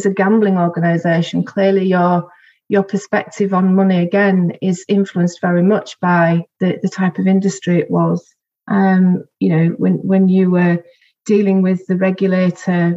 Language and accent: English; Bradford/Bingley, Yorkshire and the Humber, United Kingdom